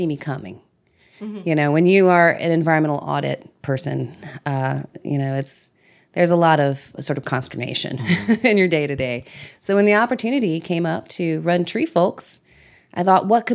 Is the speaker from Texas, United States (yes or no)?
no; Washington Parish and New Orleans, Louisiana, United States; moved away as an adult; now in Austin, United States; I grew up in Washington Parish and partly in New Orleans. My family's from New Orleans.